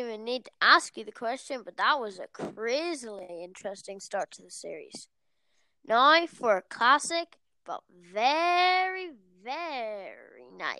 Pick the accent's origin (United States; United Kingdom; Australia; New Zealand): United Kingdom; My hometown of Sinfield